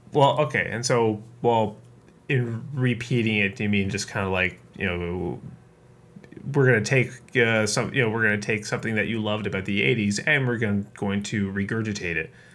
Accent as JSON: {"language": "English", "country": "Canada", "said": "I'm Canadian"}